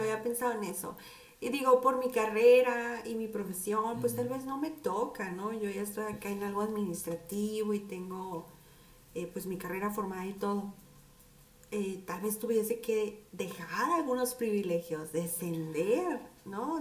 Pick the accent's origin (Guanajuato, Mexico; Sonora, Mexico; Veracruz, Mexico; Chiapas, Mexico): Sonora, Mexico; Nogales; así hablamos aquí, creen que estamos enojados, somos muy golpeados